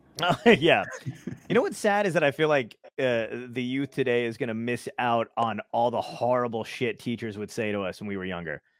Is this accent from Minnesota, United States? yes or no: no; New York City, New York, United States; I'm from Brooklyn originally